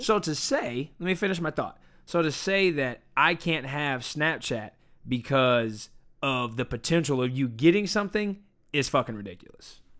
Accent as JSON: {"language": "English", "country": "United States", "said": "I'm an American"}